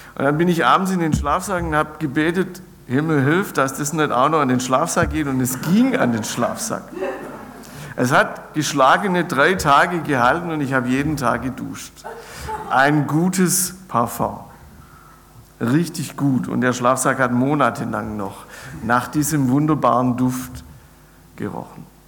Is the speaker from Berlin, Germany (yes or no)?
no; near Ulm, Baden-Württemberg, Germany; ich bin gebürtig aus der Nähe von Ulm